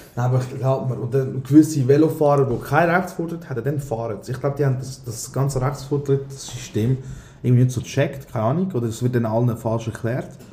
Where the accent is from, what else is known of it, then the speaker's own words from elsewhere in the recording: Aargau, Switzerland; also born or lived in Thun; als Aargauer